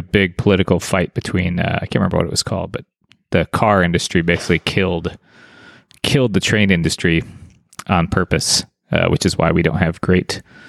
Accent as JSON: {"language": "English", "region": "South Dakota", "country": "United States", "tie": "born or raised there", "said": "I grew up in South Dakota when there's like not that many people on the road."}